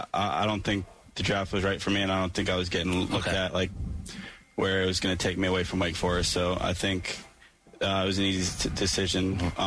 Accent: Massachusetts, United States; growing up in Massachusetts

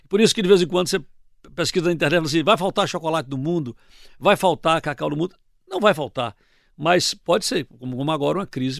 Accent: Salvador, Bahia, Brazil; moved away as an adult; eu vim de Salvador

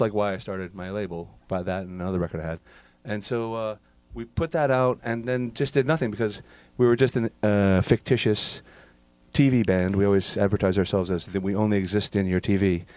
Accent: Massachusetts, United States; we're from Massachusetts.

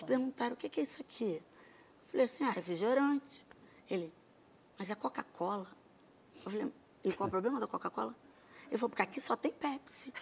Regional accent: Brazil; A gente é brasileiro

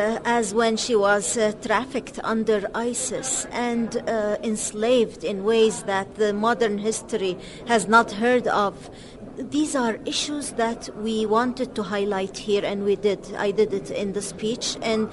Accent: Iraq; I come from Iraq.

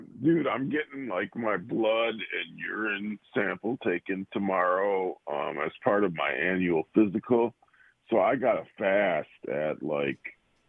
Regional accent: Dallas, Texas, United States; I grew up in West Dallas, which is kind of a seedy part of Milwaukee.

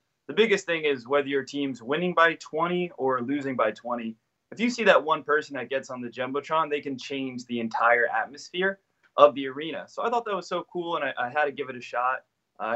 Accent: New Jersey, United States; moved away as an adult; now in Philadelphia, United States; originally I'm from New Jersey, which I think is the best state in America, but I currently live in Philadelphia

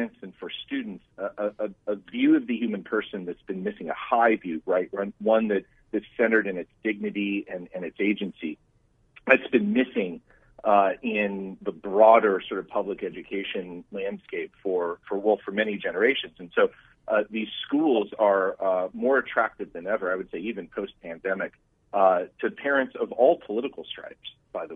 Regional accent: Arizona, United States; born and raised in Arizona

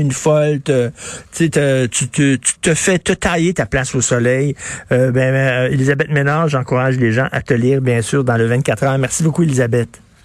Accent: Montreal, Quebec, Canada; je viens de Verdun

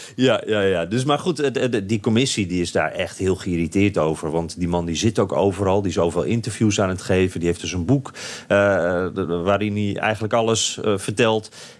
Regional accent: Netherlands; wij als Nederlanders

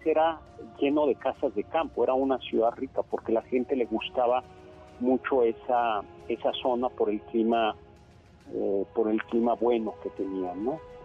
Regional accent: Mexico City, Mexico; somos chilangos y vivimos en el centro

